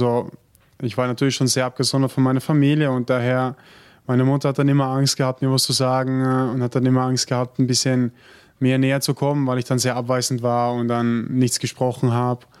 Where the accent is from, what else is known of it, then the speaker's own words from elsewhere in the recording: Germany; ich komme übrigens auch aus Deutschland und bin jetzt fünf Jahre in der Gemeinschaft.